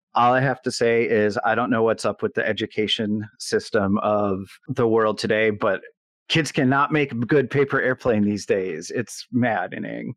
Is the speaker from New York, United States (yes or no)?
yes; Buffalo, New York, United States; I'm from Buffalo, New York